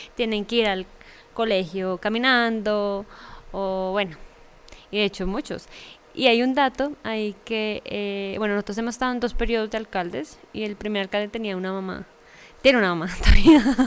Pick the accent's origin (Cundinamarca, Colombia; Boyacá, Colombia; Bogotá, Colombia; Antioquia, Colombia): Cundinamarca, Colombia; Fosca; una oportunidad para en verdad hacer una carrera en mi pueblo